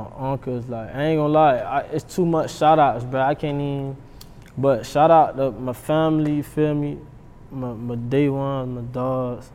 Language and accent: English; Miami, Florida, United States; now in Broward County, United States; I'm from Dade, you feel me? So me and Nari been my nigga since middle school